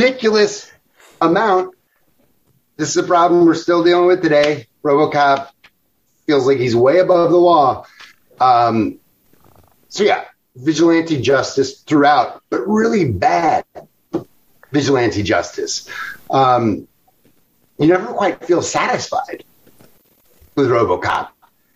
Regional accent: Chicago, Illinois, United States; I am from Chicago

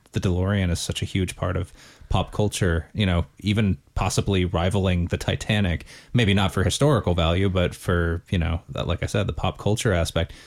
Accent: United States; moved away as an adult; now in Northern Ireland, United Kingdom; growing up in the States

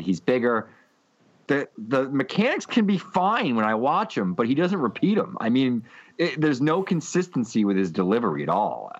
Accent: near Pawtucket, Rhode Island, United States; I grew up right near Pawtucket

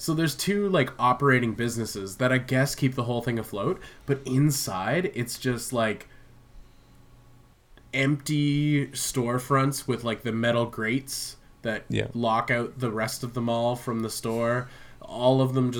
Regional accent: Vancouver Island, British Columbia, Canada; moved away; I spent a lot of time up island in my hometown.

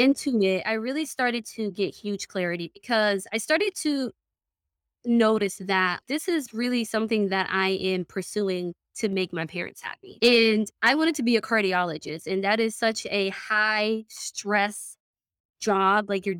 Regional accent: Somalia; also born or lived in United Kingdom; now in United States; I am originally from Somalia. So I haven't actually been in the States for long. I've only been here now for, exactly 10 years. I came in 2012.

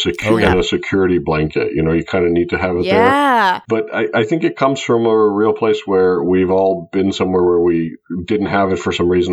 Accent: Greece; moved away as an adult; now in United States; I grew up in Greece and I came to the U.S. to go to college back about 20 years ago.

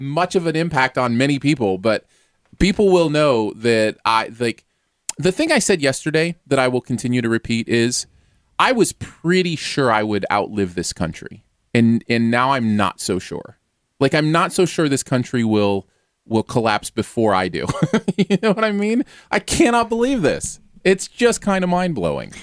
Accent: Michigan, United States; moved away; also born or lived in Missouri; I grew up in Michigan

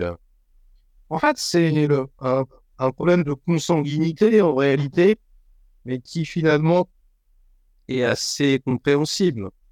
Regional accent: France; je suis français de souche

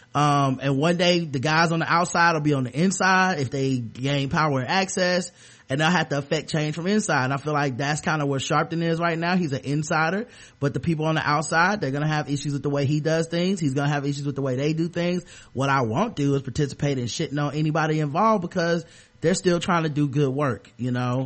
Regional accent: the South, United States; I'm from the South.

